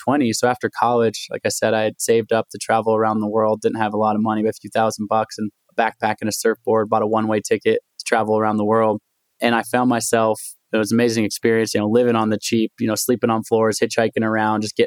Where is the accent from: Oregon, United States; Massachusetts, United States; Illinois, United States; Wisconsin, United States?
Oregon, United States; Portland; also born or lived in Olympia, Washington; I grew up in Portland, Oregon, somewhat of an untraditional background.